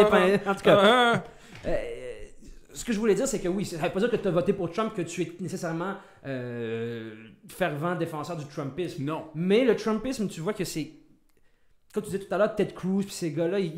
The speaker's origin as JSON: {"language": "French", "country": "Canada", "said": "on n'est pas américain, nous, on est canadien."}